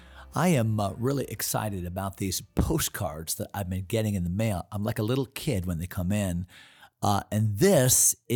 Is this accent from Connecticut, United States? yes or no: yes; East Hartland, Connecticut, United States; when I grew up in East Hartland, 50, well, I'll be 57 this year or so, 55 years ago, 50 years ago, Janice was my next door neighbor, and my whole town, East Hartland, Connecticut, we're all Norwegians.